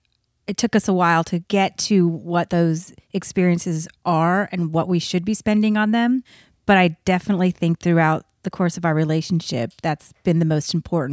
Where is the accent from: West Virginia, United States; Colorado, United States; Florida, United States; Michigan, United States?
Colorado, United States; also born or lived in Texas / California / Scottsdale, Arizona; I was born in Texas. I grew up in Colorado. And then I spent a year in California. And then we moved to Arizona.